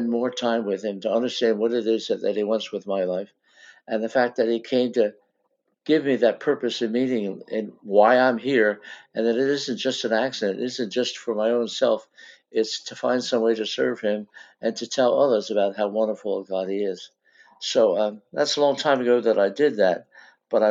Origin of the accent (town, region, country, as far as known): Philadelphia, Pennsylvania, United States; born or raised there